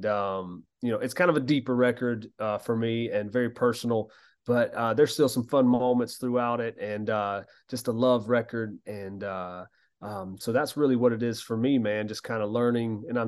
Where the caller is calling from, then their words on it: Georgia, United States; Oh, thanks. But yeah, this is at my home in South Georgia.